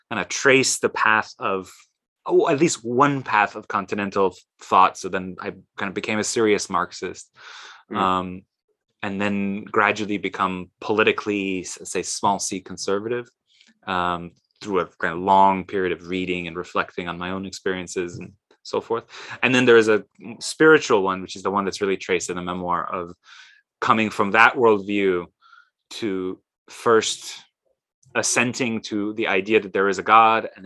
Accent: Tehran, Tehran Province, Iran; now in United States; I was born in Tehran, actually 6 years exactly to the day that the Ayatollah Khomeini returned from his Parisian exile to herald the Islamic Republic and topple the Shah. Grew up in a middle-class, urbane, intellectual milieu

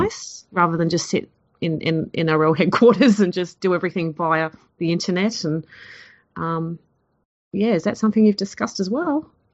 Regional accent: Queensland, Australia; I'm actually from Queensland

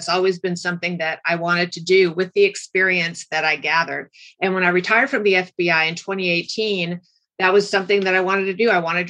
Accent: California, United States; Orange County, California.

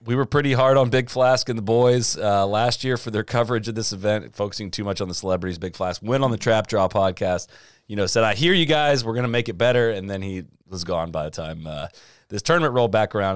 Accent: Midwest, United States; moved away; also born or lived in Florida; I grew up in the Midwest

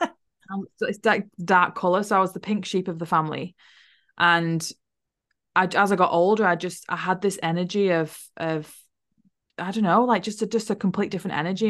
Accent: Wigan, North West England, United Kingdom; moved away as an adult; also born or lived in Liverpool; now in New Zealand; I was born in Liverpool and I grew up in a place called Wigan

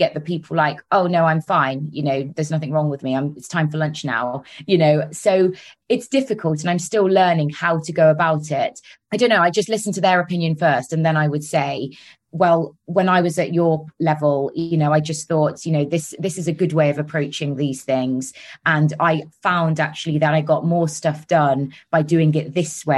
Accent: Solihull, West Midlands, United Kingdom; accent: Brummie; now in London, United Kingdom; I'm actually from Solihull, which is near Birmingham.

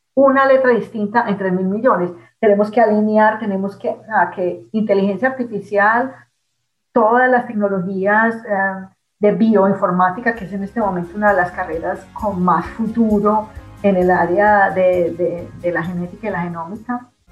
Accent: Colombia; moved away; Cuando salí de Colombia por primera vez

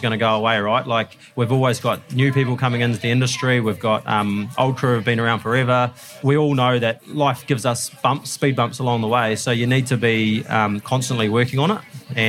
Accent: Hamilton, Waikato, New Zealand; Born and bred in Hamilton and left school at 16 and got straight into dairy farming

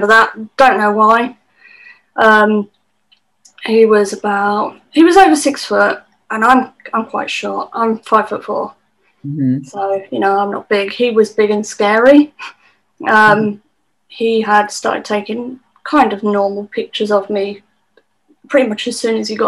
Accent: United Kingdom; being British

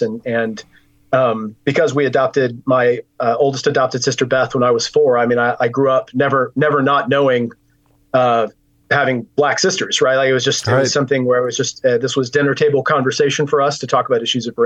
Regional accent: Richardson, Texas, United States; I was raised in Fellowship Bible Church in Richardson, Texas

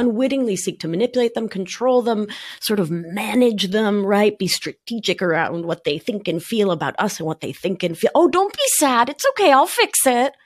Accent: Buenos Aires, Argentina; now in New York, United States; I'm a New Yorker from Buenos Aires

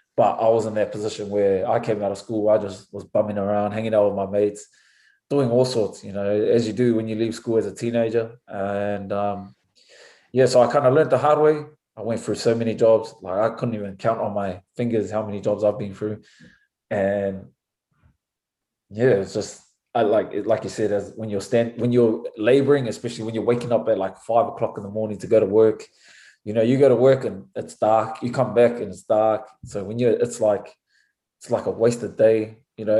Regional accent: Auckland, New Zealand; moved away as an adult; also born or lived in France; now in United States; growing up in New Zealand, especially in Auckland

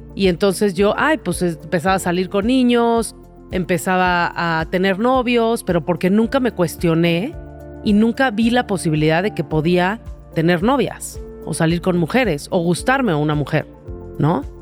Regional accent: Mexico

